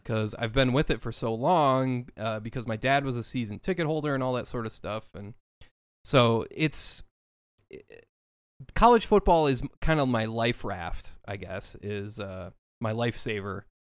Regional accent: Minneapolis, Minnesota, United States; I grew up in the Twin Cities

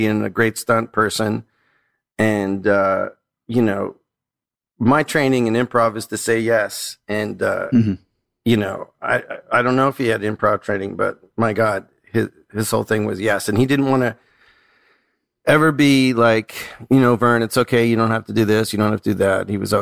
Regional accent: Toronto, Ontario, Canada; I'm like Canadian

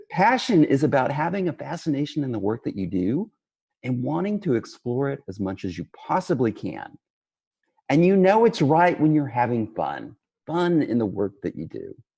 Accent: West Texas, United States; I grew up in West Texas in a region known as the Permian Basin

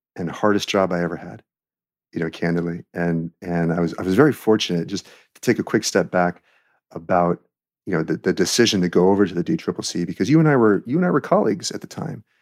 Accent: Glendale, California, United States; moved away as an adult; also born or lived in Santa Monica / Newbury Park / Chicago / Washington; I am a native Californian. Uh, I grew up in Greater Los Angeles.

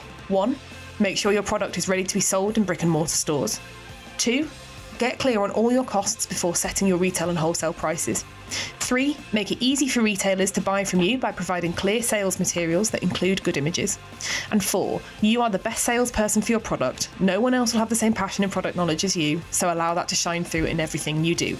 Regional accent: Hull, Yorkshire and the Humber, United Kingdom; now in London, United Kingdom; I grew up in Hull, near Hull.

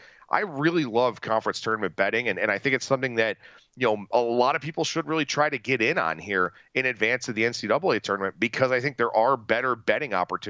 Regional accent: Cleveland, Ohio, United States; I think about a team, you know, my hometown team, the Guardians

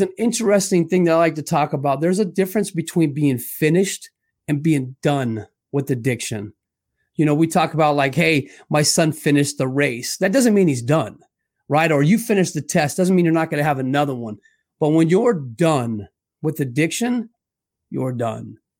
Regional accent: Scottsdale, Arizona, United States; born and raised in Scottsdale, Arizona.

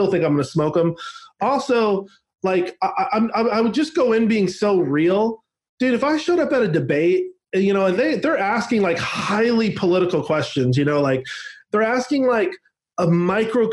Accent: Seattle, Washington, United States; growing up in Seattle

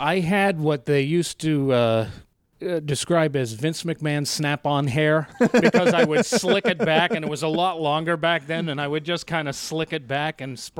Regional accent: Haverhill, Massachusetts, United States; I actually grew up in Haverhill, Mass.

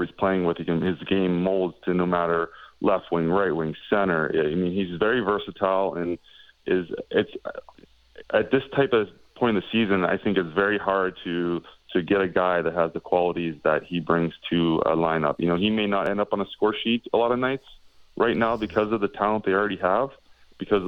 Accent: Pittsburgh, Pennsylvania, United States; I grew up playing in Pittsburgh

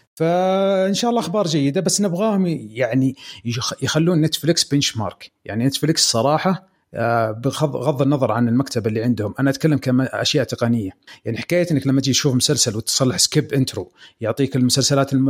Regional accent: Eastern Province, Saudi Arabia; عندنا في الشرقيه

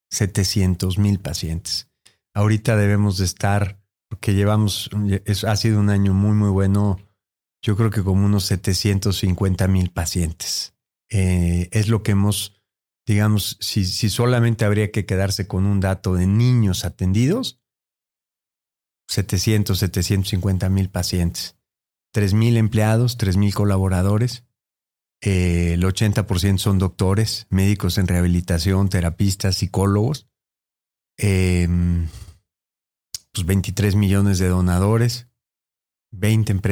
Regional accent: Mexico; Así somos los mexicanos.

